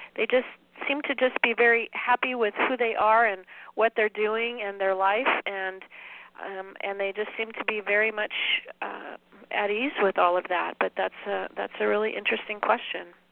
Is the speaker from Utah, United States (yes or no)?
no; San Dimas, California, United States; now in Spokane, United States; I grew up in um, in the Southern California area of a little town called San Dimas